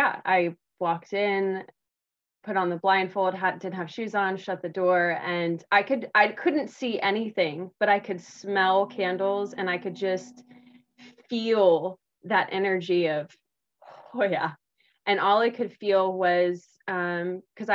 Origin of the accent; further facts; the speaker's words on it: South Texas, United States; I grew up in South Texas, which is a part of the Bible Belt